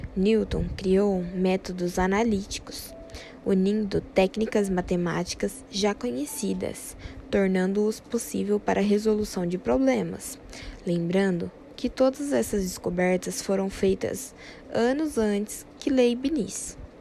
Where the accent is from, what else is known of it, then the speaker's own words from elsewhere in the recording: Americana, São Paulo, Brazil; Sou de Americana, interior de São Paulo